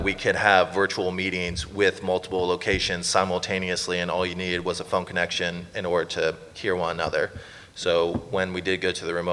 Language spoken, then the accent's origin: English; Los Angeles, California, United States; moved away as an adult; now in Canada; I lived in LA my entire life